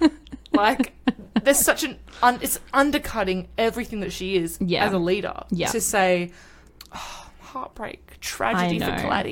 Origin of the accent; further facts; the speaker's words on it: New South Wales, Australia; now in Queensland, Australia; I'm born and raised in New South Wales